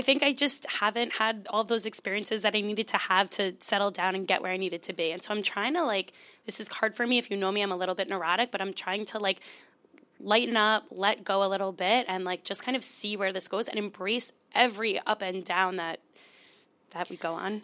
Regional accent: Long Island, New York, United States; I'm from Long Island.

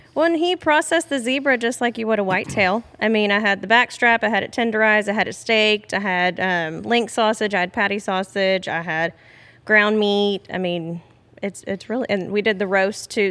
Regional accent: Beaumont, Texas, United States; I am actually from this area of Southeast Texas, specifically Beaumont. And I've born and raised here

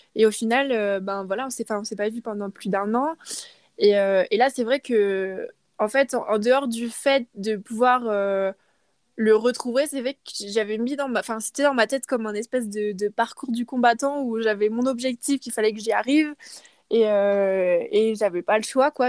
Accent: France; moved away; en tant que Française

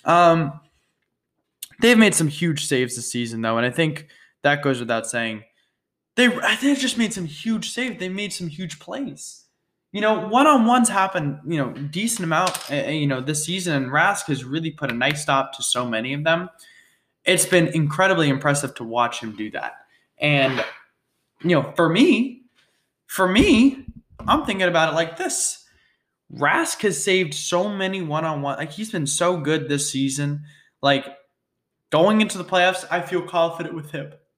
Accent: Boston, Massachusetts, United States; my hometown team, my favorite team, the Boston Bruins

